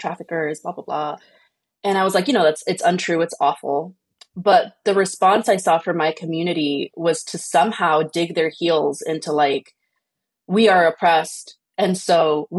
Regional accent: Oakland, California, United States; growing up in Fruitvale

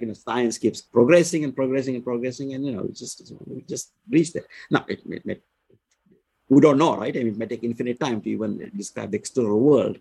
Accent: India; I was born in India.

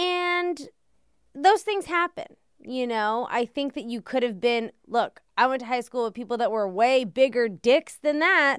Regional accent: Washington, District of Columbia, United States; also born or lived in Connecticut; I'm from Washington, D C

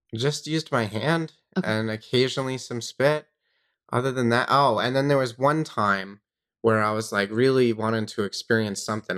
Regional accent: Long Island, New York, United States; I grew up in New York on Long Island.

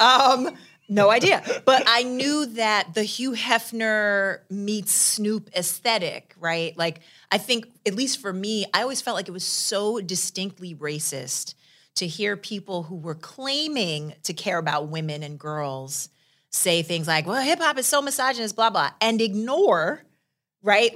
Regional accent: New York, United States; I'm from New York

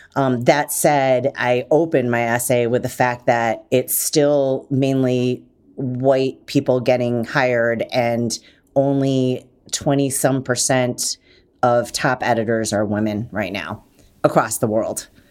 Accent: Detroit, Michigan, United States; I'm from Detroit

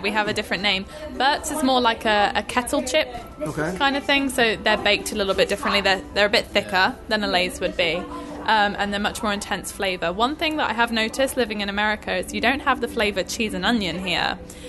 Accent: the Southwest, South West England, United Kingdom; I'm from the Southwest.

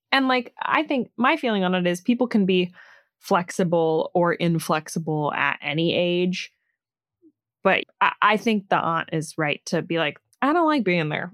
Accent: Ireland; I'm Irish

